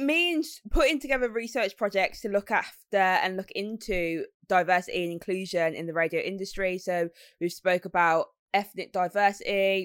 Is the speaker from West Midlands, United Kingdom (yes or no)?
yes; Birmingham, West Midlands, United Kingdom; accent: Brummy; being from Birmingham